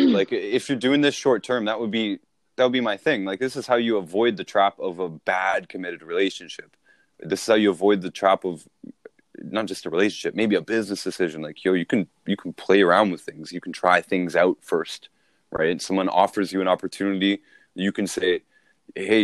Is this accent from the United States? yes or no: no; Toronto, Ontario, Canada; I grew up in Toronto